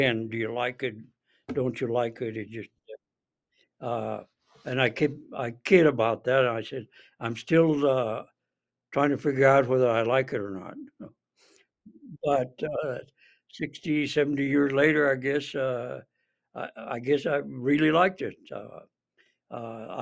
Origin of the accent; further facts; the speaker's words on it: Santa Fe, New Mexico, United States; now in Albuquerque, United States; I was born and raised in Santa Fe